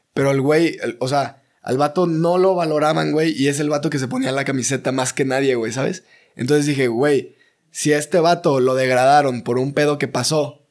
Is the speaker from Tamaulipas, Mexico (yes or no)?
yes; Ciudad Mante, Tamaulipas, Mexico; yo soy de Ciudad Mante, Tamaulipas